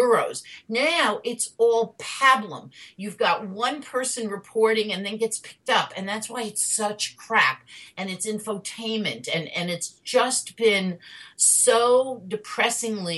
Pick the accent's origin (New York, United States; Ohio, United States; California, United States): New York, United States; New York City; We grew up in New York City